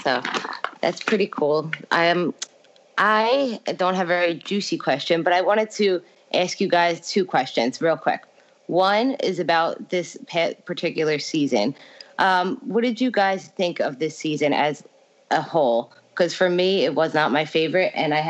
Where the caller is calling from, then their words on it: Philadelphia, Pennsylvania, United States; calling from Philly.